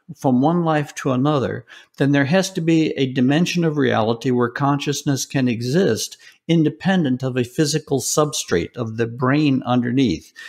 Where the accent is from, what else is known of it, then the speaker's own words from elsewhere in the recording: Deep South, United States; was raised in the Deep South